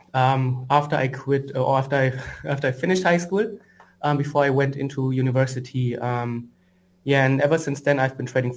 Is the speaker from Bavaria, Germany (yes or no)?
no; Frankfurt, Hesse, Germany; moved away; I'm from Frankfurt originally, which is, and I'm now in Frankfurt back again